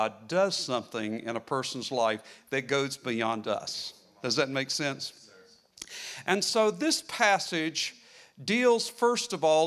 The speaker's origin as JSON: {"language": "English", "country": "United States", "tie": "born or raised there", "said": "I grew up in the northern part of the Carolinas and along the border, and we could see the mountains off in the distance"}